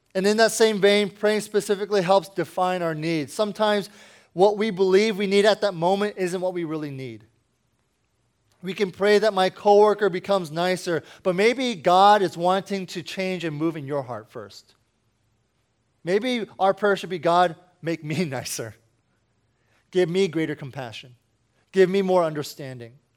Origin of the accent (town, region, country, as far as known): Washington, District of Columbia, United States